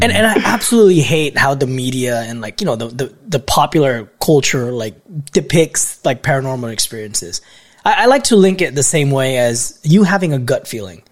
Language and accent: English; Philippines; moved away; Where I grew up in the Philippines